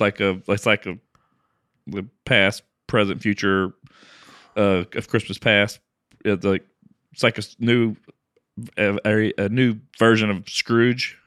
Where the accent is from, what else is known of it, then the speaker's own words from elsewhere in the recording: Lake Charles, Louisiana, United States; moved away; I grew up in Lake Charles